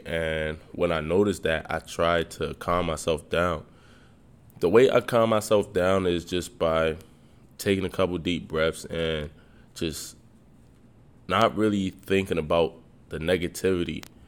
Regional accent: Nigeria; I'm Nigerian

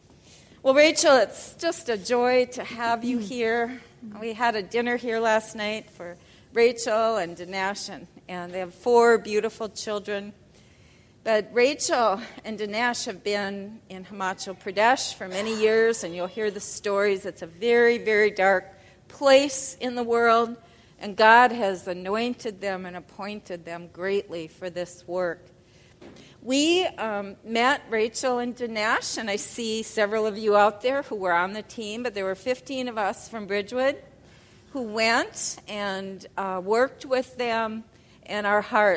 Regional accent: United States; We're both American girls

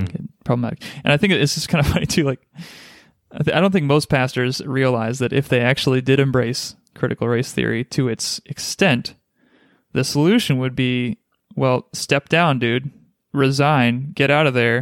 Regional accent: United States; born or raised there

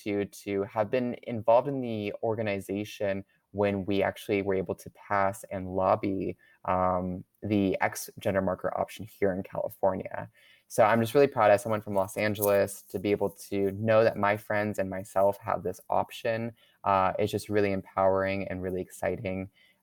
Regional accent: Canada; now in United States; Well, I can't vote myself. I'm actually a Canadian citizen. I'm going through the permanent residency process.

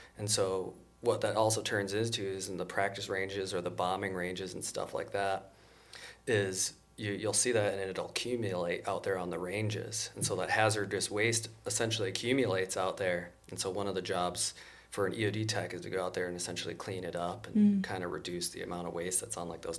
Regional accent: Wisconsin, United States; born there; also born or lived in Massachusetts; Growing up, my dad was a scientist, so I was born in Wisconsin, and then because he was in research science, moved around a little bit. When we lived in Massachusetts, that's when I decided to join the military.

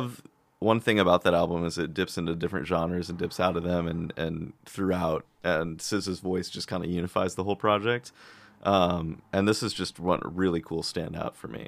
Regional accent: Midwest, United States; growing up in the Midwest

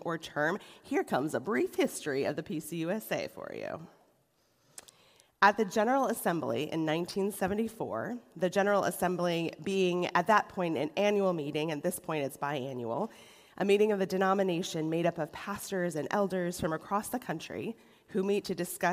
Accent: Rochester, New York, United States; now in Cleveland, United States; The church I was raised in Rochester, New York

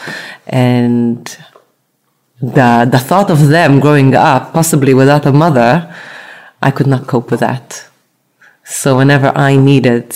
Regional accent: Tel Aviv, Tel Aviv District, Israel; moved away as an adult; now in London, United Kingdom; So I was raised in, brought up in Israel, Tel Aviv. And I moved to London following my love.

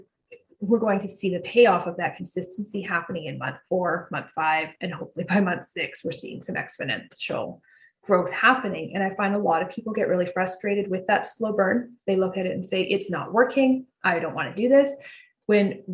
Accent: Canada; I'm Canadian

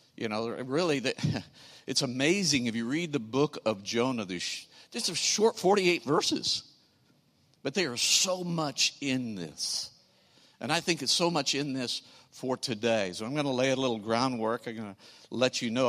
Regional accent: St. Louis, Missouri, United States; we are from Saint Louis, the other city in, in Missouri

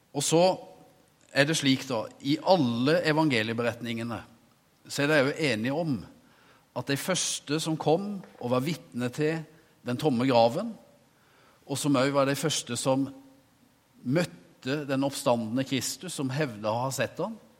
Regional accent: Norway; jeg som ung gutt en gang forvilla meg inn på kjøkkenet på forsamlingshuset hjemme på Veversøy

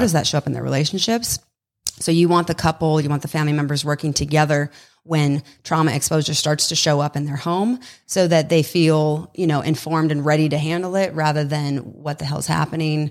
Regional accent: Southern California, United States; moved away as an adult; also born or lived in Los Angeles; now in Texas, United States; originally from Southern California

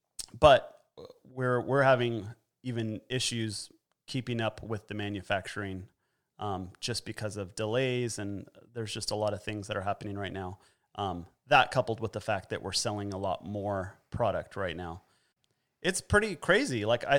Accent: California, United States; I'm originally from Southern California, and I'm super glad I'm not down there right now.

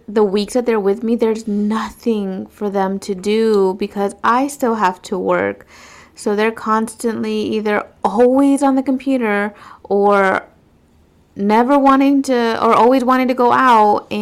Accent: west coast of Florida, United States; moved away as an adult; now in east coast of Florida, United States; I took them to my hometown

